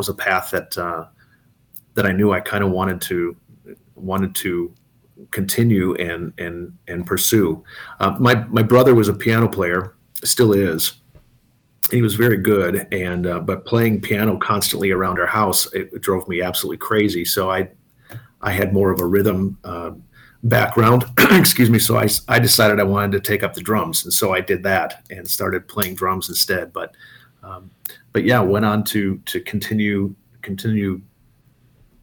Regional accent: Antigo, Wisconsin, United States; also born or lived in Milwaukee, Wisconsin; Born in Milwaukee, moved from there when I was going to start kindergarten, moved way up north to do a little small town in central Wisconsin called Antigo.

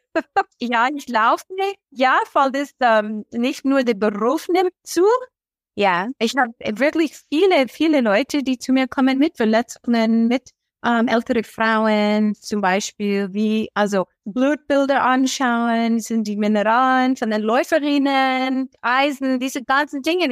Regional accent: Oregon, United States; German is a second language; now in Traunstein, Germany; Ich bin aus Oregon in den USA

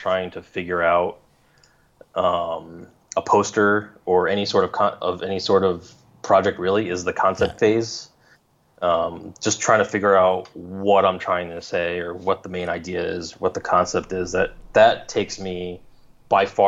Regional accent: New York, United States; now in Los Angeles, United States; I grew up in New York

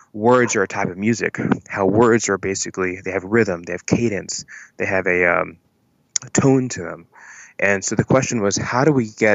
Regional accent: Atlanta, Georgia, United States; I was in Atlanta, I'm from Atlanta

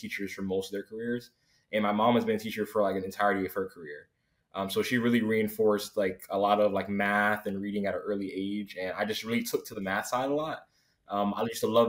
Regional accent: Miami, Florida, United States; I'm from South Florida. I'm from Miami originally

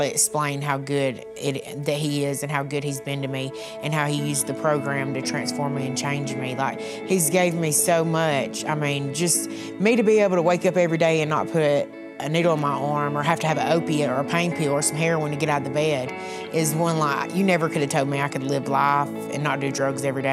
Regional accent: Wellborn, Alabama, United States; I'm from Welborn, Alabama.

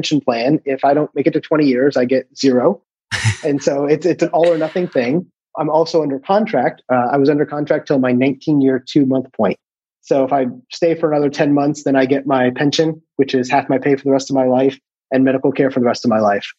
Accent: United States; moved away as an adult; also born or lived in Maryland / Puerto Rico; now in Italy; as an American

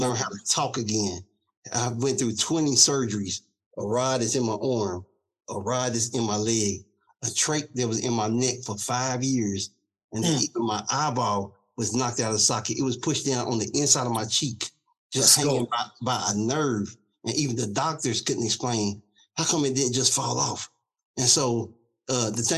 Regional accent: Louisville, Kentucky, United States; I grew up, of course, in Louisville, Kentucky

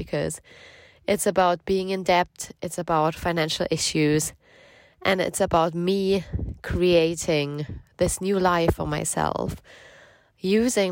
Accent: Germany; now in United Kingdom; I'm from Germany originally, but we both live in the UK right now

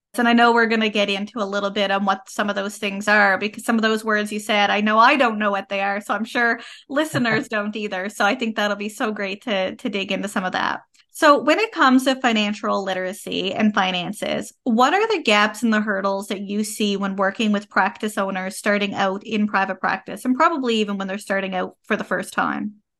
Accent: Canada; I am a Canadian social worker

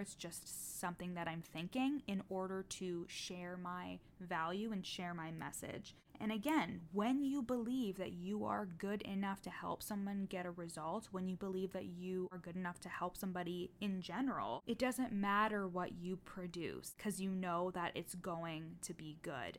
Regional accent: Canada; I'm Canadian.

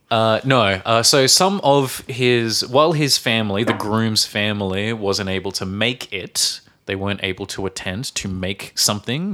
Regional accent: Australia; now in Czech Republic; from Australia

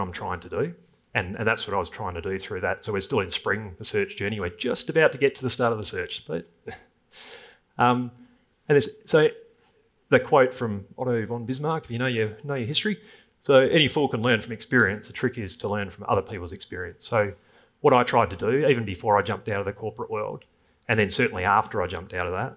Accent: Thornlie, Western Australia, Australia; from Thornley, which is, anyone knows WA, that's probably the worst school, and I single mum, truck driver dad

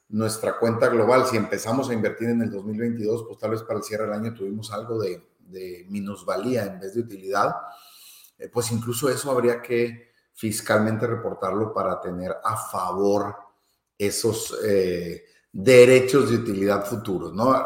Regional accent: Mexico; para quienes eh, somos mexicanos

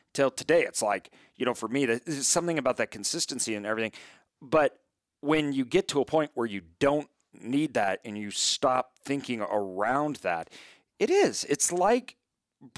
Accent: Idaho, United States; I'm from Idaho.

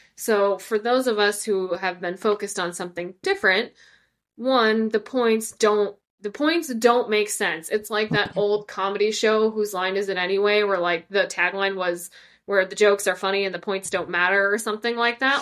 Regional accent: Ireland; as an Irish person

